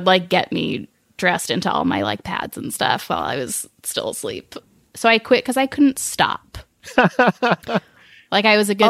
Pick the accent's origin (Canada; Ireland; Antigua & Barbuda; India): Canada; I was born in Canada